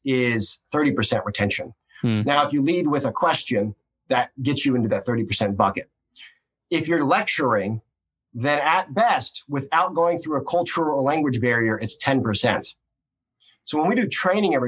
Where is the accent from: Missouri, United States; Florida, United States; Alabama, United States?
Missouri, United States; I'm a hick from Missouri